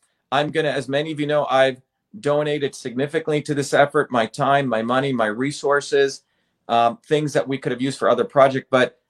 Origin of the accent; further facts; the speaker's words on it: India; moved away; I think when I came from India to here, I think I had to take probably like tetanus or something many, many years ago, 1970.